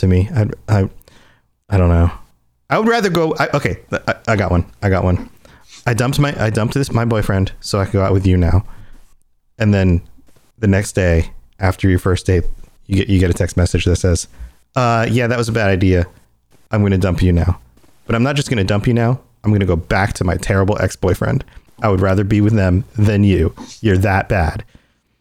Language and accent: English; Florida, United States; I've lived in Florida my entire life